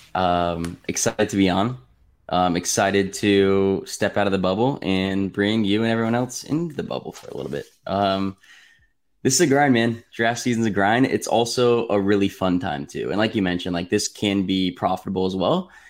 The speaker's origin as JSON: {"language": "English", "region": "Arizona", "country": "United States", "said": "I'm from Arizona"}